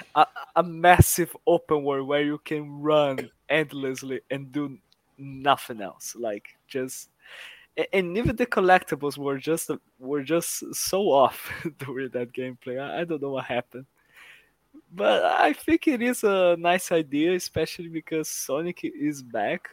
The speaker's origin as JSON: {"language": "English", "country": "Brazil", "said": "I am from Brazil"}